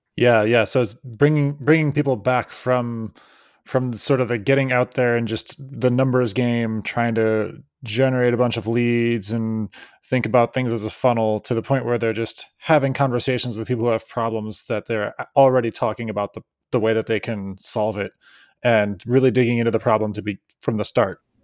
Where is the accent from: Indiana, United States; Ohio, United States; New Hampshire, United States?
Ohio, United States; near Cleveland; now in Oakland, United States; I was from near Cleveland, Ohio